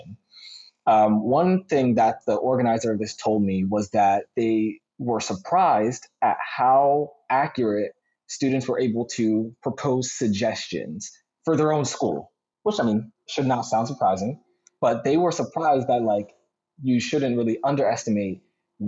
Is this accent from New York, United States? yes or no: no; Philadelphia, Pennsylvania, United States; I'm from Philly